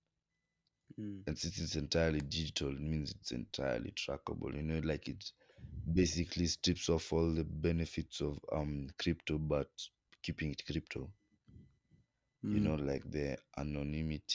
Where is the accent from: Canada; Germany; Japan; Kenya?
Kenya; as a Kenyan